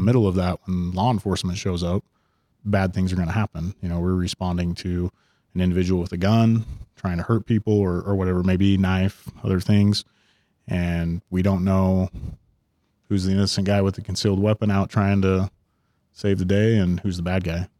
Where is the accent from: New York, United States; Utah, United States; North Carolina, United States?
Utah, United States; Ogden; also born or lived in Salt Lake City, Utah; I grew up in Ogden and then had come down to Salt Lake